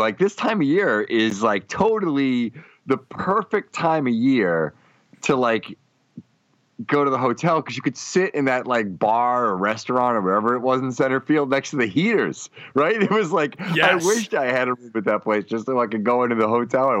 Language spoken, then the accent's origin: English; New England, United States; I'm from New England. Everything's Dunkin' Donuts, you know.